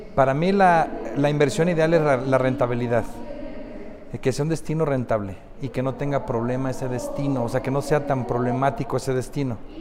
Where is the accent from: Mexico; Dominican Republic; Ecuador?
Mexico; Guadalajara, Jalisco; soy de Guadalajara, que radico en Guadalajara